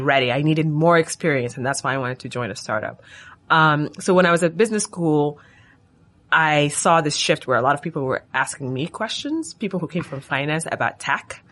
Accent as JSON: {"language": "English", "country": "Sudan", "moved": "as an adult", "lives_now": "United States", "said": "I'm from Sudan. I came to the U S for college, and so my parents still live in Sudan"}